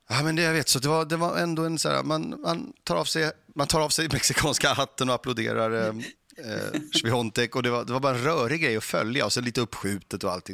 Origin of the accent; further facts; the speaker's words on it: Stockholm, Stockholm County, Sweden; de få gånger jag hamnade i en tennishall när jag växte upp var i Mälarhöjden